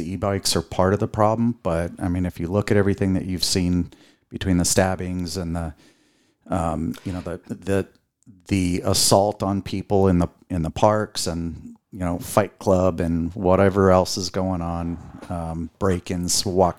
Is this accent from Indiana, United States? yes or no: yes; Indiana, United States; born there; also born or lived in Lanai / Philippines / Bay Area; So I was born in Indiana. We lived in Hawaii at the time.